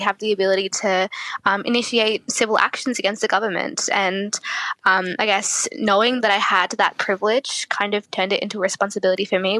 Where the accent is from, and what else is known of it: Melbourne, Victoria, Australia; born or raised there; also born or lived in India